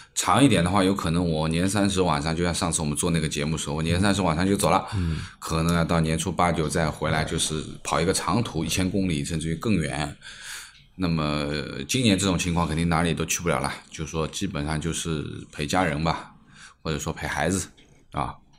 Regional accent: Jiangnan, China; now in Shanghai, China; 我们江南人

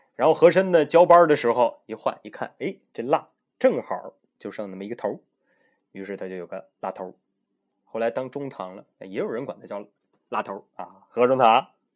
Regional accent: China; 我们中国人啊，最讲究的就是人际关系啊，人情往来

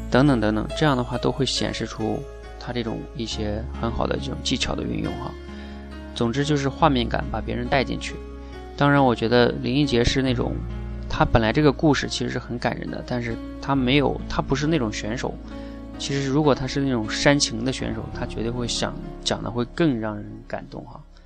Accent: China; 我们大陆这边的父母

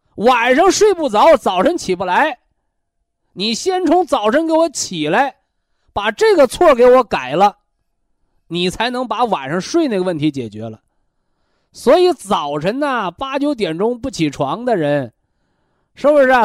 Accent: China; 这个我们中国人呐，我们的祖先呐

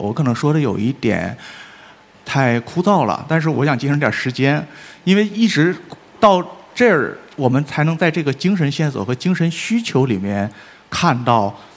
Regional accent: Northeast China, China; 我们在东北，我们看的是香港电影

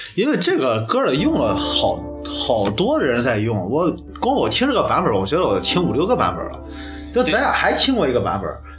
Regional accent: Qingdao, Shandong, China; 在青岛的，咱们的家乡

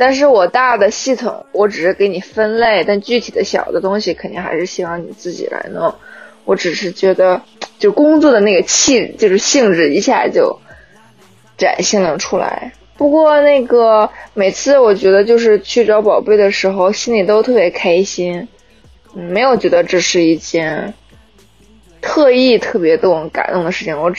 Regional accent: Northeast China, China; 我是东北人呀。

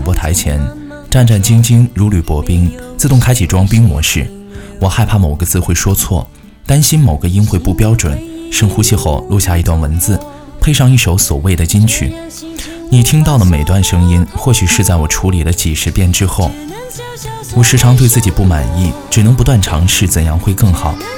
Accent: Zhengzhou, Henan, China; 我生在河南，长在郑州

